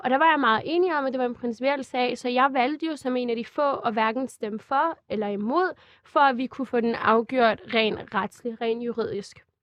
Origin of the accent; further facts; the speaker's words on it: Glostrup, Capital Region of Denmark, Denmark; also born or lived in Albertslund; jeg er født på Glostrup Hospital, jeg er vokset op i Danmark, jeg kan dansk flydende